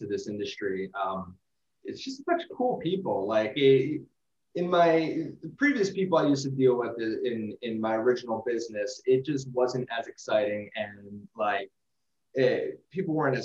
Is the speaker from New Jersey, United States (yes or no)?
yes; New Jersey, United States; I'm from North Jersey